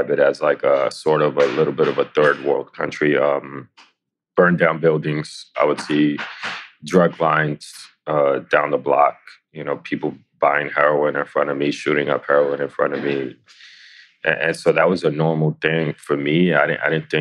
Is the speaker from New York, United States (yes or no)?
yes; New York City, New York, United States; I born and raised in the Lower East Side of New York City.